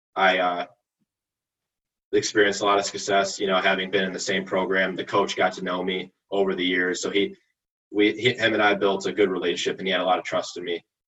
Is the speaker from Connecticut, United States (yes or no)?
no; Oak Park, Illinois, United States; I grew up on South Wisconsin, 1134 Wisconsin, in South Oak Park. I've been here my entire life